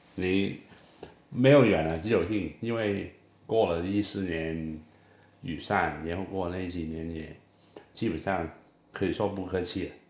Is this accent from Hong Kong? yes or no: yes; Hong Kong; 我是香港人